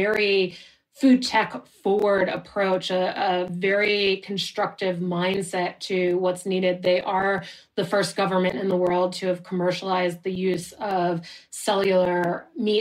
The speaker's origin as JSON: {"language": "English", "country": "United States", "moved": "yes", "lives_now": "Switzerland", "said": "an American who lives in Switzerland right now."}